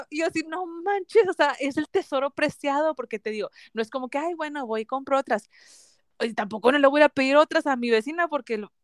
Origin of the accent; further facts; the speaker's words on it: Mexico; porque como buena mexicana siempre hay tortillas en la casa, ¿verdad?